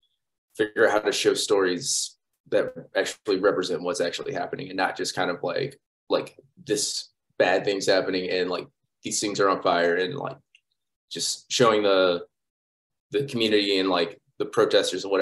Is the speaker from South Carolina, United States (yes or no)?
no; St. Louis, Missouri, United States; moved away as an adult; also born or lived in St. Clair, Missouri / Ferguson, Missouri; now in Tulsa, United States; I'm originally from St. Louis. I spent most of my time in Missouri, in and around St. Louis. When I was younger, my parents moved me out to a small town called St. Clair, about an hour from St. Louis